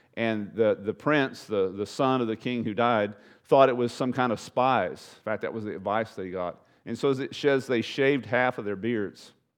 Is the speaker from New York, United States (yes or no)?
no; East Texas, United States; now in South Padre Island, United States; I grew up in East Texas, bunch of rednecks over there.